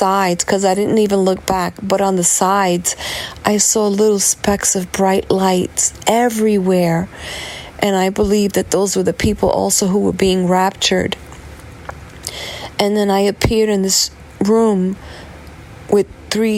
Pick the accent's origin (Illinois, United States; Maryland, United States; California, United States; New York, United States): New York, United States; New York City; I'm from New York City